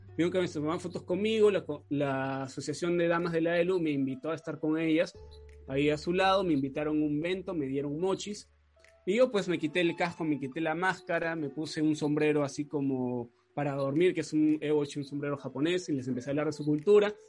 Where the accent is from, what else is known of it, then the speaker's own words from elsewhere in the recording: Peru; acá en Perú